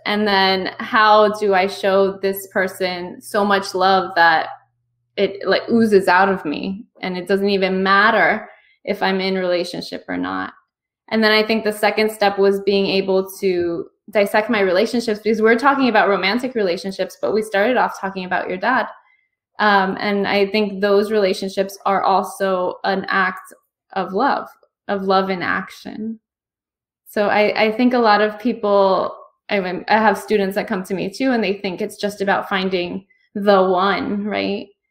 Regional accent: United States; my background is I'm Cuban American, um, first person born in this country

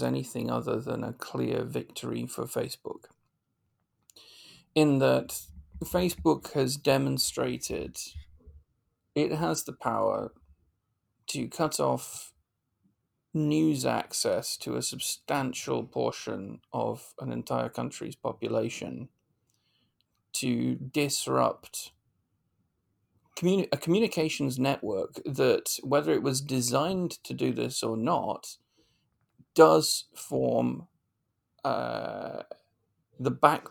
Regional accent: United Kingdom; as a British commentator

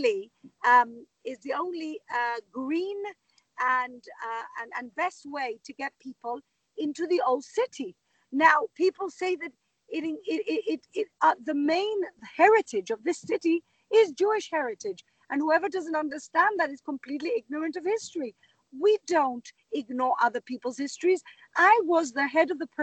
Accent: Gibraltar; now in Jerusalem, Israel; I grew up in Gibraltar

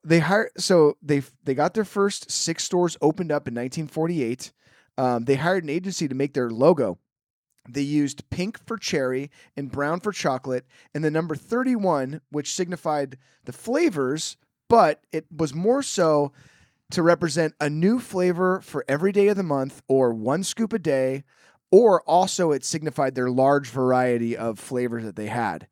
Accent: Petaluma, California, United States; born or raised there

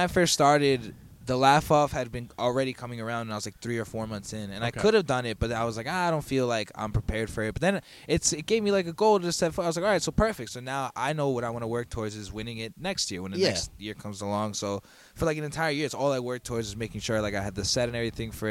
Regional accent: Long Island, New York, United States; also born or lived in Queens, New York; I was born in Queens, and then I lived there till I was 8, and then I moved out to Long Island.

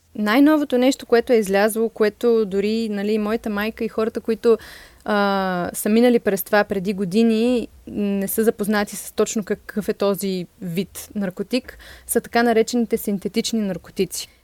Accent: Sofia, Sofia City, Bulgaria; Аз съм израснала в София

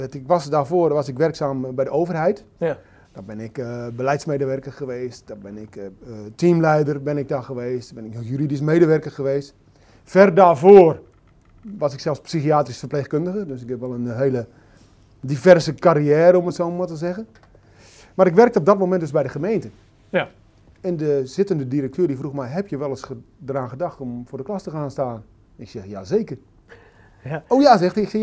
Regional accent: Groningen, Netherlands; moved away as an adult; now in Drenthe, Netherlands; 52 jaar. Ik woon momenteel in de provincie Drenthe. Ik ben een geboren Groninger.

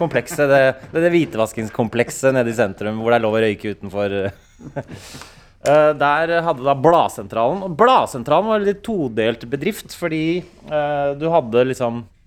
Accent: Oslo, Norway; jeg kommer fra Bekkelaget

